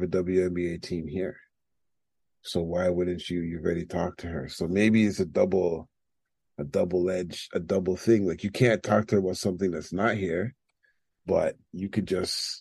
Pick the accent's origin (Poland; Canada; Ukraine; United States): Canada; Toronto, Ontario; I'm from Toronto.